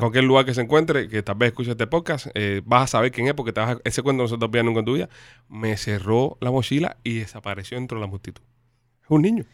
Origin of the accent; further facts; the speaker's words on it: Havana, Cuba; moved away; como nací en Mantilla, me crié en Mantilla, eh, perdón, en Puey, eh, me fui a vivir para Mantilla después